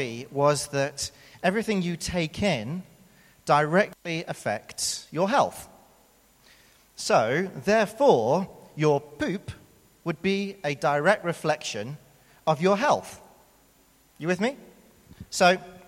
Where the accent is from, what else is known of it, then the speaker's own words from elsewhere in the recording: United Kingdom; accent: British; moved away as an adult; now in South Africa; as you can tell from my accent, I am indeed British. Now, I've been here for 11 years, and so before I moved here, when I was living in the UK